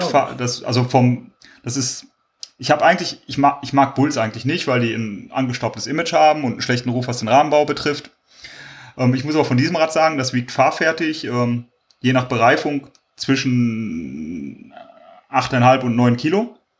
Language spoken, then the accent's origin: German; Kleve, North Rhine-Westphalia, Germany; Ich komme ja aus Kleve oder aus der Umgebung